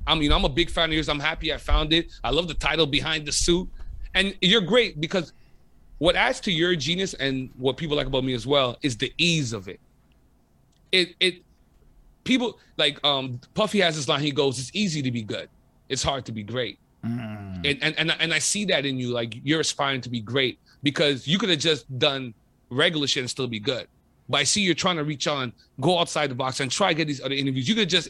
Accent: Côte d’Ivoire; also born or lived in Montreal; yo, where are you from? I'm like, I'm from Côte d'Ivoire.

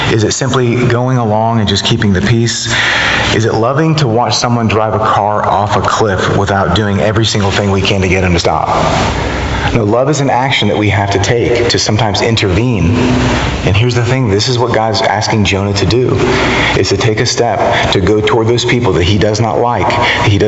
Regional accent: the South, United States; I don't usually put it like that because I'm from the South, you know.

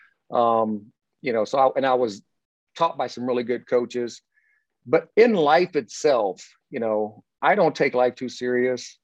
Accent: Indiana, United States; also born or lived in California; now in Las Vegas, United States; I'm a country boy from Indiana

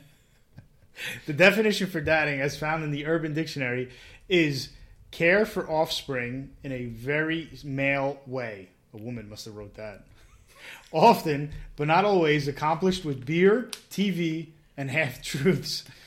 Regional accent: New Jersey, United States; born and raised in Jersey

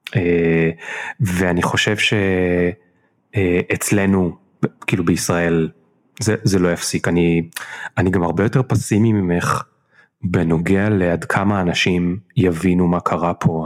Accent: Israel; אנחנו ישראלים

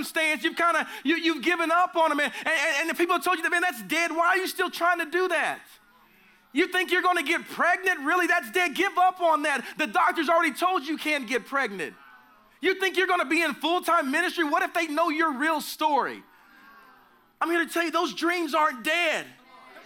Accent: Oklahoma, United States; I'm from the South or the Midwest, whatever you consider Oklahoma

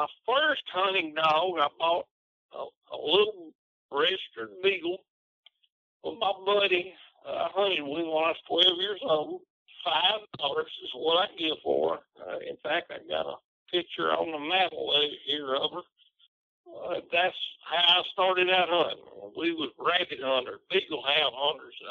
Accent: Tennessee, United States; moved away as an adult; also born or lived in Lebanon, Tennessee; now in Bearden, United States; I'm from Reedstock, Tennessee. Now I live in southern Arkansas, a little bitty town called Bearden

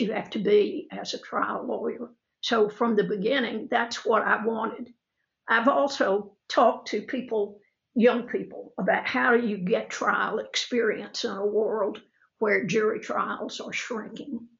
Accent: Opelika, Alabama, United States; accent: Southern drawl; I grew up in Opelika

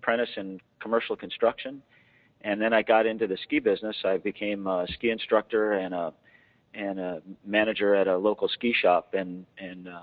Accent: Wisconsin, United States; moved away as an adult; also born or lived in Oregon / Silver Spring, Maryland; now in Baltimore, United States; born and raised in Wisconsin

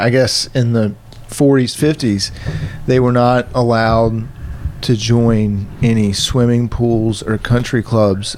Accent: Virginia, United States; moved away; I'm from Virginia.

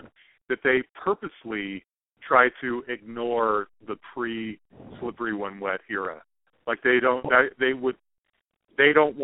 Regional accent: Salt Lake City, Utah, United States; now in Denver, United States; I was a young kid growing up in Salt Lake City, Mormon kid

